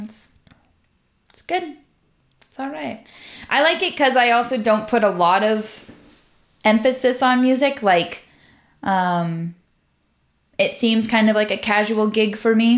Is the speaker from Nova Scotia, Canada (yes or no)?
no; Central Alberta, Canada; moved away; I'm from Central Alberta.